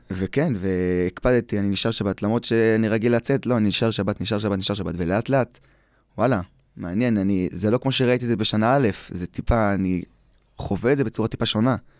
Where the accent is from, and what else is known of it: Eli, West Bank, Israel